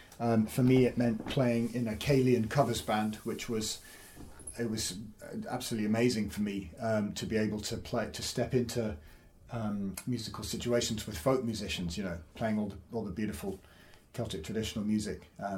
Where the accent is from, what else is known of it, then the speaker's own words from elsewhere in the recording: Saudi Arabia; also born or lived in Edinburgh, United Kingdom; So I was born in Saudi Arabia. My parents were teaching out there, so that was a bit of an unusual upbringing. But it was just a British international school, so everyone spoke English